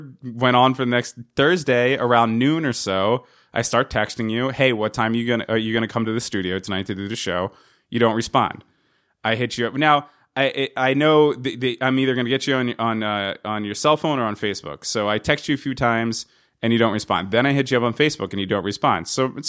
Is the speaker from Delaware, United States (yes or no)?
no; New Jersey, United States; also to remind you that I'm from New Jersey.